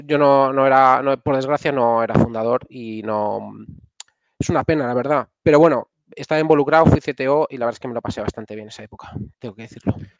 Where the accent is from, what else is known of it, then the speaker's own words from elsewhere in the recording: Castile and León, Spain; moved away; mi pueblo es un pueblo de entre Valladolid y Salamanca, que es, eh, se llama Laejos, es un pueblo súper pequeño